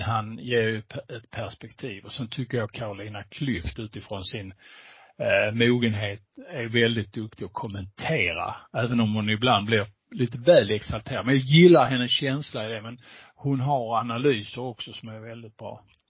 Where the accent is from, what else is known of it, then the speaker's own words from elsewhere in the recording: Skåne, Sweden; jag som skåning